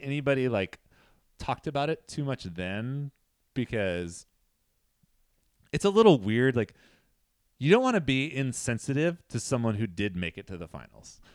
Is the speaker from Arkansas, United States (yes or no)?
no; Central Valley, California, United States; I'm from the Central Valley.